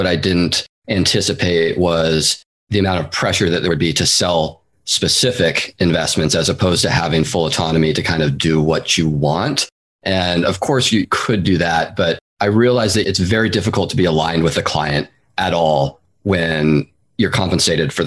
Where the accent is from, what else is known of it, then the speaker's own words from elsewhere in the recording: Seattle, Washington, United States; now in San Francisco Bay Area, United States; I'm originally from the Pacific Northwest. I grew up in the east side of Seattle, actually. And then I moved down to the Bay Area in 2004, where I've been ever since and still am today.